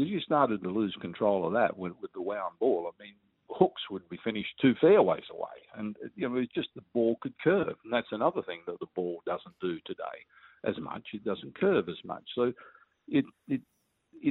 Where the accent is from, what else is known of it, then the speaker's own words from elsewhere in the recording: Perth, Western Australia, Australia; growing up in Perth